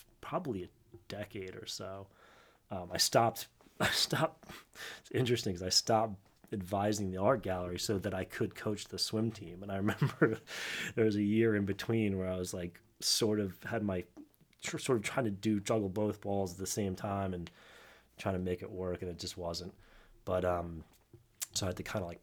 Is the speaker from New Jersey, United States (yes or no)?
yes; New Jersey, United States; I grew up in South Jersey